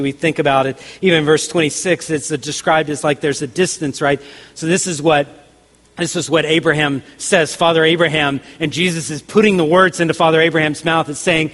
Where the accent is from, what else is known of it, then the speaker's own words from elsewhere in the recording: the South, United States; I grew up in the South, so I heard tons of country songs